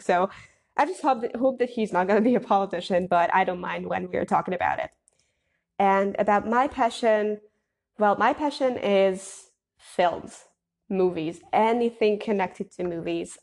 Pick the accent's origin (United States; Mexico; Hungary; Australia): Hungary; I'm from Hungary